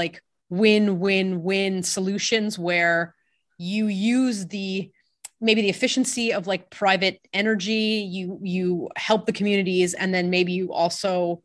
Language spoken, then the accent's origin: English; French part of Canada, Quebec, Canada; I'm from the French part of Canada.